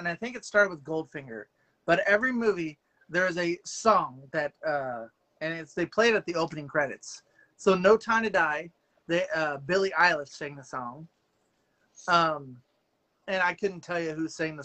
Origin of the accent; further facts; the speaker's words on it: Beatrice, Nebraska, United States; my hometown comic store in Beatrice